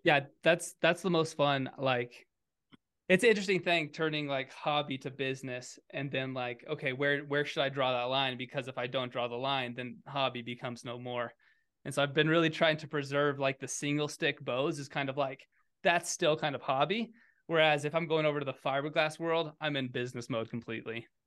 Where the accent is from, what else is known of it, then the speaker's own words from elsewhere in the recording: Kansas, United States; moved away; also born or lived in Colorado; I grew up in Kansas